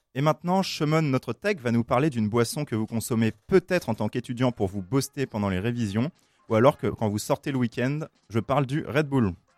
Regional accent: France; je suis français

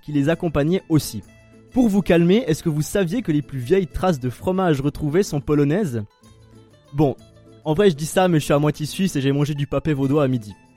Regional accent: Italy; also born or lived in Switzerland; je suis italien

